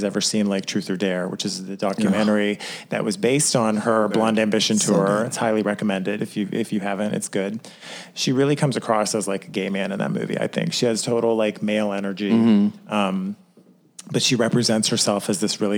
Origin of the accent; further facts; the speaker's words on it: Ohio, United States; I grew up in the Midwest of Ohio